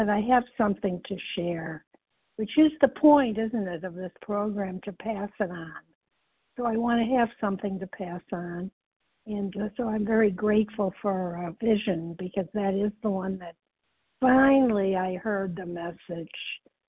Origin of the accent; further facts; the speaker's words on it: Midwest, United States; I was from the Midwest